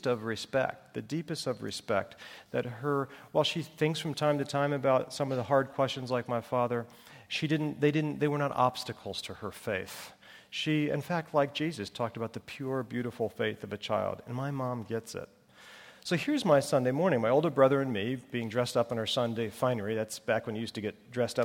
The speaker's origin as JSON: {"language": "English", "region": "Northeast", "country": "United States", "tie": "born or raised there", "said": "I grew up in the Northeast."}